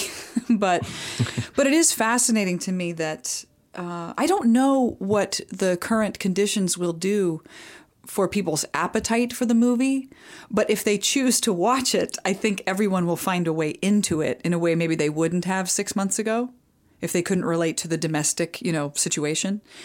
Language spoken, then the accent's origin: English; Midwest, United States; when I was growing up in the Midwest